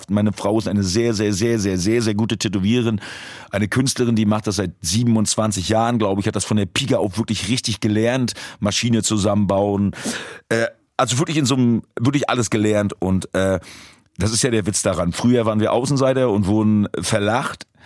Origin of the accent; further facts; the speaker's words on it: Bergen, Mecklenburg-Vorpommern, Germany; ich war ein kleiner Junge und bin an der Hand meiner Mutter durch Bergen gelaufen, das ist meine Heimatstadt.